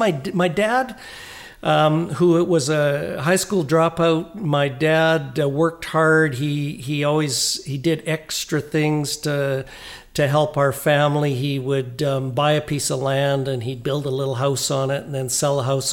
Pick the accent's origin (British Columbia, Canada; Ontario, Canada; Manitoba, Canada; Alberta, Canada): British Columbia, Canada; Oliver; moved away as an adult; also born or lived in Vancouver; Grew up in Oliver in the South Okanagan when it was all fruit trees, before grapes, before the wine industry. Born there, went all the way through up to high school before I left there